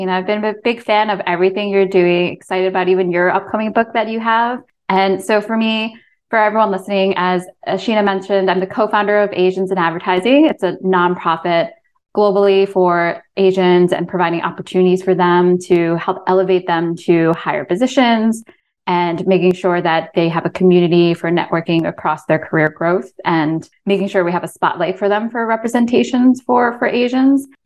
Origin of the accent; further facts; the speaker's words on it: Poughkeepsie, New York, United States; now in Monroe, United States; I'm Chinese American and I was born in the United States in a town called Poughkeepsie, New York. And then I've lived in New York City ever since. And then I I now actually moved moved out of New York City to Monroe, New York.